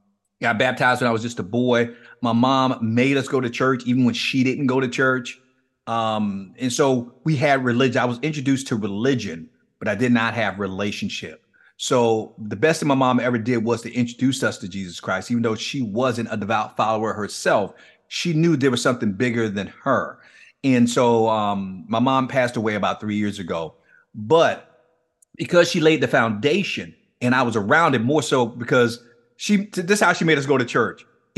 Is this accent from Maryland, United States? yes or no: no; Miami, Florida, United States; And for those who are not familiar with the city where I grew up in Liberty City, if they've never even been to Miami, they've probably heard of it because we're somewhat notorious.